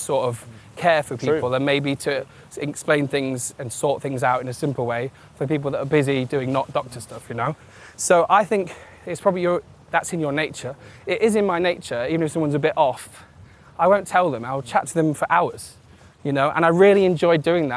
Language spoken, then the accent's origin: English; Newark-on-Trent, East Midlands, United Kingdom; moved away; where I grew up, Newark, even though I was transported away from Newark and went, you know, around a bunch of countries